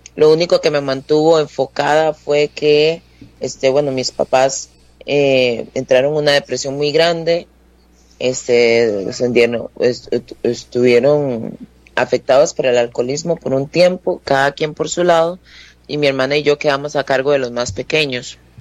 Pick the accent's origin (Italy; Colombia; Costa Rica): Costa Rica; Alajuela; also born or lived in Turrialba / Tarbaca de Mora; now in Mora, Costa Rica; yo nací en Alajuela, pero viví eh, unos años en Turrialba, de donde es mi papá. Ahí estuve, no sé, hasta los nueve años, tal vez. Eh, después nos vinimos para Alajuela otra vez